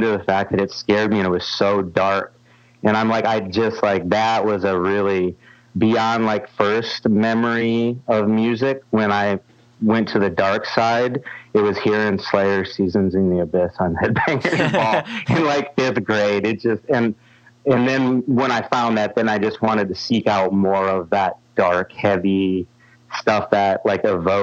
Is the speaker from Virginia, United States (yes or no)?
no; Sioux Falls, South Dakota, United States; I was getting to see all those bands in my hometown